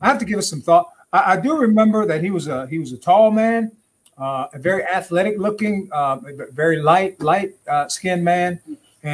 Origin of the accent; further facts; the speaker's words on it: Detroit, Michigan, United States; English is a second language; also born or lived in Cuba / Miami; Came from Cuba. We came from Cuba. I was 5 or 6 years old. I don't remember. Grew up in Southwest Detroit. Did not speak one word of English